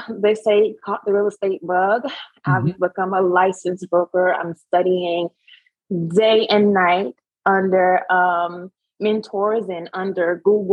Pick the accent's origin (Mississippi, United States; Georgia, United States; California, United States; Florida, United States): Georgia, United States; Savannah; now in Charlotte, United States; I am originally from Savannah, Georgia, currently located and focusing on Charlotte, North Carolina